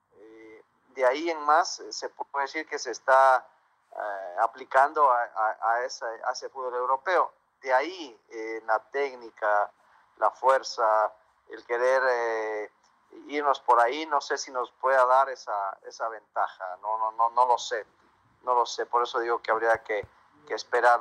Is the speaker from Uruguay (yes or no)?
no; Ecuador; nosotros, por ejemplo, como ecuatorianos